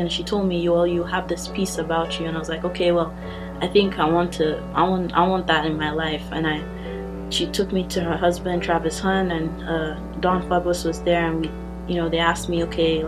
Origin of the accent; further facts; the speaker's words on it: Nigeria; also born or lived in Austin, Texas; now in Lubbock, United States; I'm from Nigeria